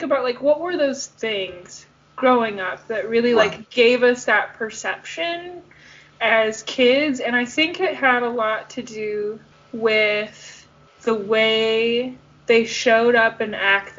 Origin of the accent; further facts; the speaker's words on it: Southeast Michigan, United States; also born or lived in Nashville; All of mom's family lives in Michigan, which is where we're from Southeast Michigan.